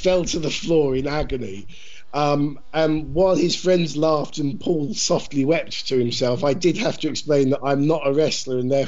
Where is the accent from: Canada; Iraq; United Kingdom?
United Kingdom; Brighton, South East England; my hometown